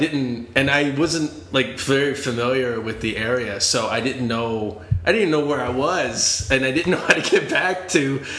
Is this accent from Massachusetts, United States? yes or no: yes; Boston, Massachusetts, United States; moved away; also born or lived in Virginia / Venice, Los Angeles; So I grew up in Boston, but then my parents moved to Virginia